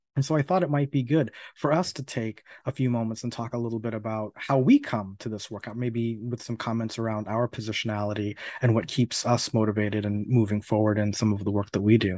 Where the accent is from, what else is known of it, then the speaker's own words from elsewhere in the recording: Miami, Florida, United States; moved away as an adult; also born or lived in New York; now in Urbana-Champaign, United States; I've spent over thirty years in Florida, uh, twenty-five of which were spent in the city of Miami specifically